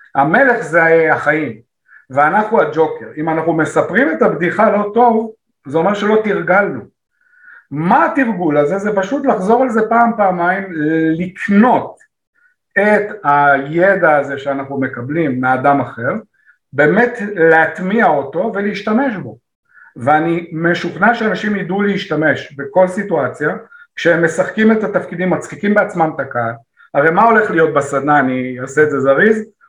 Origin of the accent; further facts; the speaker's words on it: Israel; אני ישראלי